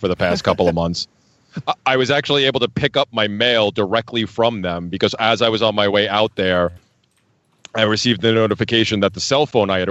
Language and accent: English; New York, United States; moved away as an adult; I grew up near New York City